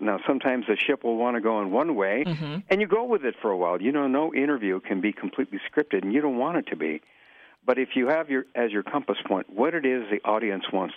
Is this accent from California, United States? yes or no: no; East Chicago, Indiana, United States; also born or lived in McAllen, Texas; now in Chicago, United States; I was born in McAllen, Texas, and my family, Mexican immigrants, and we moved to East Chicago, Indiana. I lived in the Indiana harbor side of East Chicago